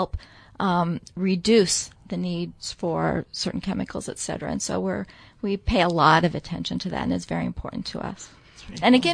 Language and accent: English; Nebraska, United States; I grew up in Nebraska. I'm a farm girl